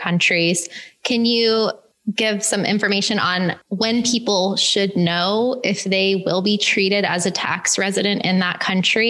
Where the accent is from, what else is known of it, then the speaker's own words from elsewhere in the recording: Florida, United States; I'm from Florida